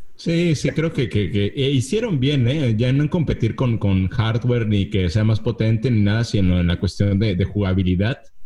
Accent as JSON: {"language": "Spanish", "country": "Mexico", "said": "como mexicano podemos entender"}